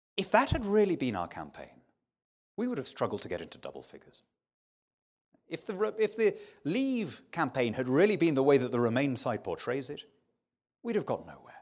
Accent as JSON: {"language": "English", "country": "United Kingdom"}